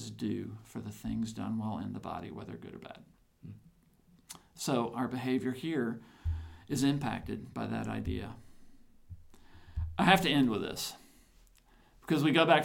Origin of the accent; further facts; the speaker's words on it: the South, United States; I'm a Southerner.